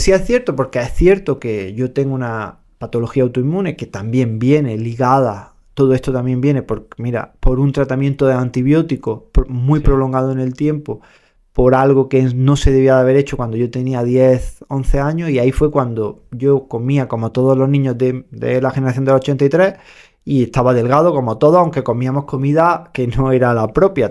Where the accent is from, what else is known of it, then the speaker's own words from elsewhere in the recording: Andalusia, Spain; como buen andaluz